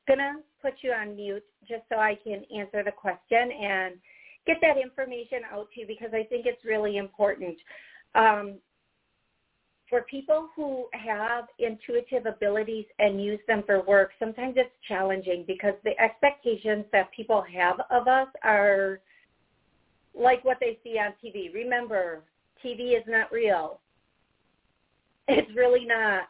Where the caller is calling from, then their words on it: Miami, Florida, United States; I'm calling from Miami, 305.